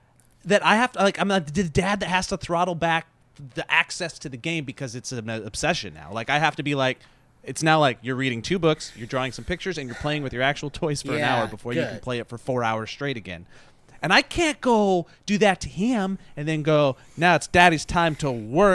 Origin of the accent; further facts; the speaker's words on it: Montana, United States; moved away; I grew up in Montana